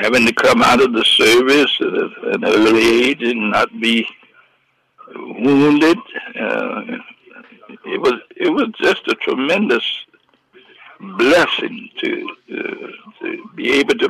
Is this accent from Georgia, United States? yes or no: yes; Atlanta, Georgia, United States; I was brought up in Atlanta. I used to live right across the street from Dr. King on Auburn Avenue